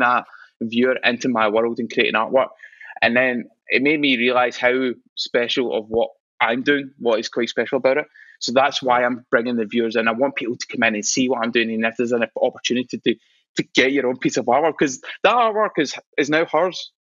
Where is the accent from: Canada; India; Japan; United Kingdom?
United Kingdom; Scotland; I'm proud of being Scottish